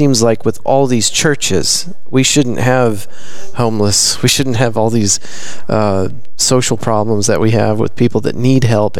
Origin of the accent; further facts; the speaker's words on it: Abilene, Texas, United States; I grew up in Abilene, Texas, which at one time had the most churches per capita record, I guess, in the world.